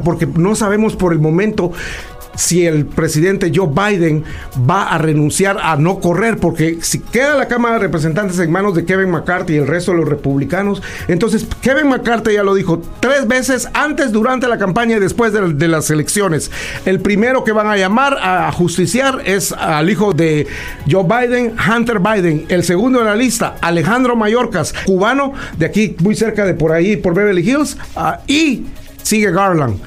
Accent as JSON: {"language": "Spanish", "country": "Guatemala", "tie": "born or raised there", "moved": "yes", "lives_now": "United States", "said": "yo nací orgullosamente en Latinoamérica, en un país, como dice Donald Trump, pedacito así de algo, ah, en Guatemala"}